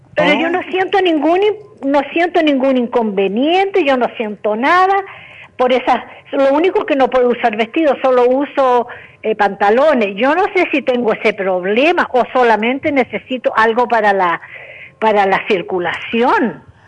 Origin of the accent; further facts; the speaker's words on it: Chile; moved away; yo soy chilena